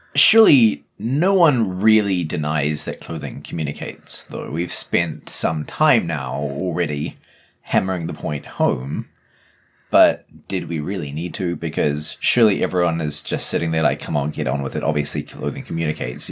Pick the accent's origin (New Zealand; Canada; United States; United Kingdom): New Zealand; accent: Kiwi; As a Kiwi